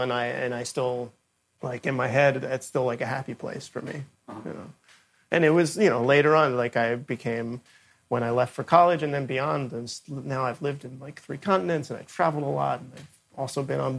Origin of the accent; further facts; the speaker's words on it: New York City, New York, United States; was born and raised in Brooklyn